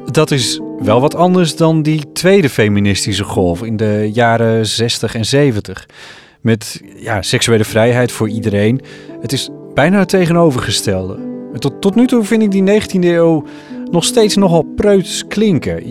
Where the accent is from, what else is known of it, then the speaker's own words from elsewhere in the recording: Friesland, Netherlands; uit dat kleine dorpje in Friesland waar ik ben opgegroeid.